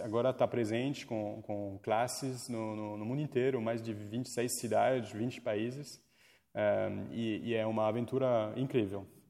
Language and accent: Portuguese; France; accent: French; Portuguese is a second language; moved away as an adult; now in Brazil; Eu estudei toda a minha vida no, na França. Eu sou francês, eu fiz faculdade lá, então cheguei no Brasil com 22 anos não sabia falar português